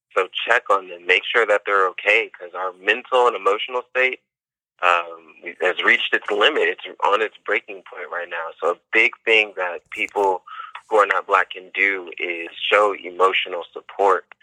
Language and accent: English; Indiana, United States; My hometown is Indiana, so racism isn't something um, new, of course, especially coming from such a conservative state. That's something that I've seen. I've seen at a young age, um, just growing up there